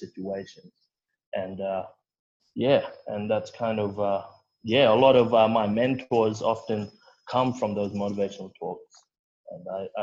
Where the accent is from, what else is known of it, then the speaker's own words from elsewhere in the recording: Broome, Western Australia, Australia; moved away; growing up in Broome